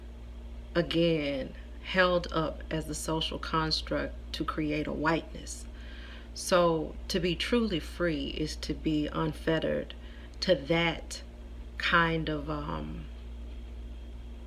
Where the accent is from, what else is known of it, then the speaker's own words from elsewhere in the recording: Houston, Texas, United States; I'm from Houston. We celebrated Juneteenth since I was a little girl